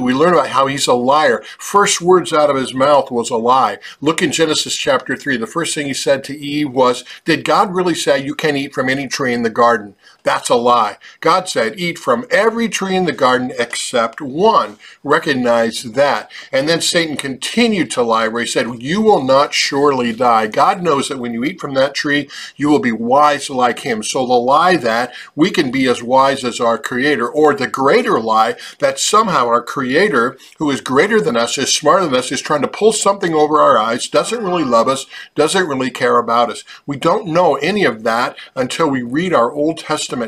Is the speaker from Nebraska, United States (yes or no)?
yes; Hampton, Nebraska, United States; my hometown of Hampton, Nebraska